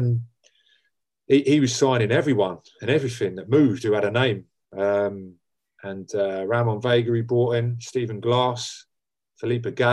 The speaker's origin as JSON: {"language": "English", "town": "Wembley", "region": "London", "country": "United Kingdom", "tie": "born or raised there", "also_born_or_lived": "Harrow", "said": "where I come from. I'm from Harrow, or Wembley, born in Wembley"}